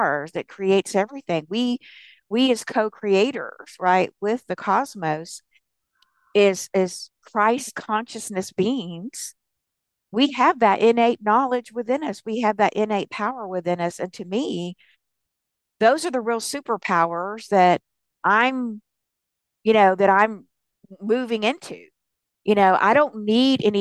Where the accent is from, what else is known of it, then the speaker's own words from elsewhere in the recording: the South, United States; I was raised in the South